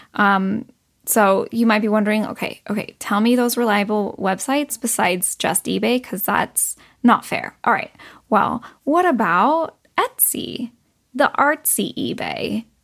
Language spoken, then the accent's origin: English; United States; growing up in America